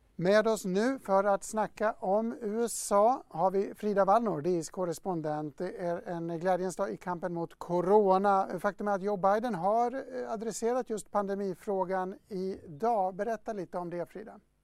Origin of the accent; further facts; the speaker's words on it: Dalarna County, Sweden; Jag kommer själv från Dalarna